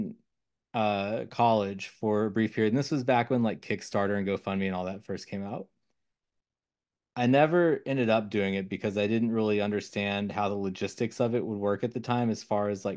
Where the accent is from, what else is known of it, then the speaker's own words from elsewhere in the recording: Kentucky, United States; moved away; I'm from Kentucky originally